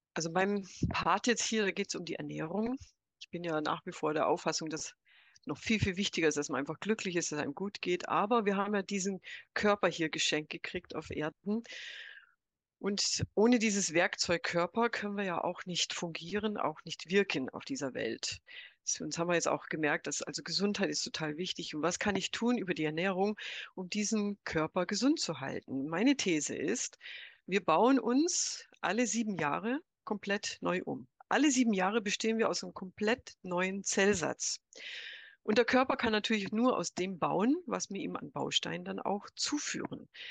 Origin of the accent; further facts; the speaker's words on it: United States; now in Germany; ich bin 63 in den USA geboren, aufgewachsen, nach Deutschland gekommen